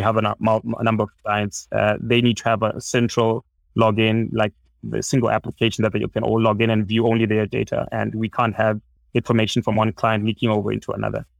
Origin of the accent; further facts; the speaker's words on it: Zimbabwe; I'm from Zimbabwe